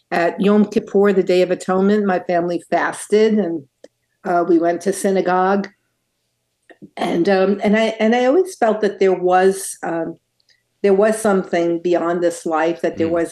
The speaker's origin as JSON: {"language": "English", "town": "Brooklyn", "region": "New York", "country": "United States", "tie": "born or raised there", "lives_now": "-", "said": "Well, Bill, it's it's hard to tell from my accent, which is almost all gone. but I grew up in Brooklyn, New York, um, at, in a traditional Jewish home."}